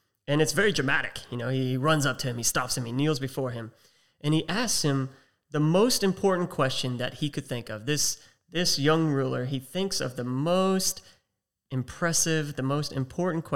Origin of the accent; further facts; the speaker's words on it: United States; accent: American; now in Australia; we got two Americans hosting a podcast based out of Australia